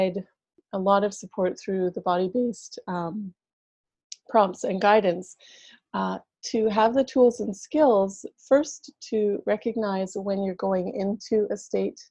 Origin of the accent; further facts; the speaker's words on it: Canada; I'm from Canada